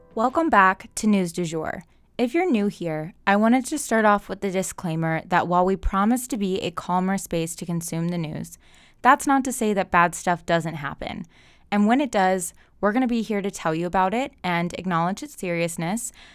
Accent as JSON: {"language": "English", "country": "United States", "said": "We as the American people"}